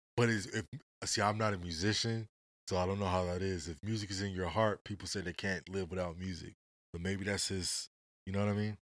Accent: West Coast, United States; I'm from the West

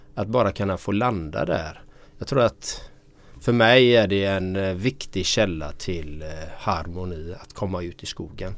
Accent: Gothenburg, Västra Götaland, Sweden; Jag är uppvuxen i de östra delarna i Göteborg i en kärnfamilj.

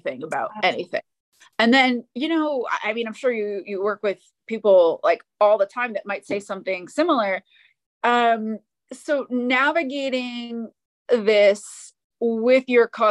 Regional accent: Maine, United States; I grew up in Maine, so Northeastern United States

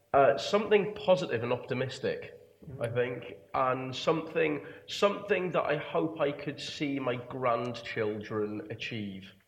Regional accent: England, United Kingdom; speaking as an Englishman

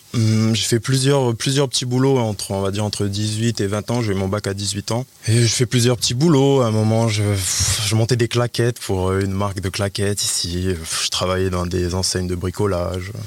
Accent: Nouméa, South Province, New Caledonia; also born or lived in Plum, New Caledonia; j'ai grandi à Ploum, j'ai grandi à Ploum, je suis arrivé sur Nouméa hum, à l'âge de 7 ans. Voilà, hein, je fais l'école, j'habitais à Magenta, j'étais à l'école Albert Perrault, ensuite au collège Porte de Fer

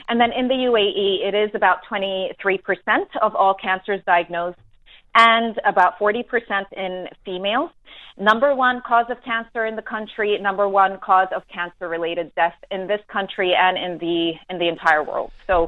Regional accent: New Zealand; also born or lived in New York; now in Dubai, United Arab Emirates; I'm a New Zealander myself, so I relate.

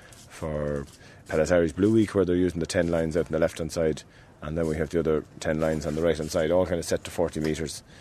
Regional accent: Ireland; In Ireland we say Giagwich

